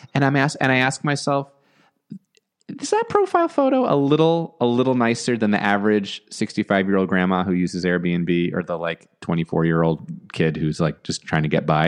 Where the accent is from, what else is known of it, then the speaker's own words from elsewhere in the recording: New Jersey, United States; also born or lived in Long Island, New York; now in Los Angeles, United States; Born in Long Island, grew up in New Jersey.